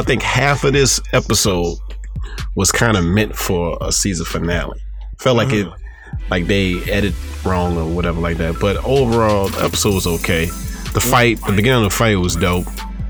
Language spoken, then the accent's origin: English; United States; I'm from Washington.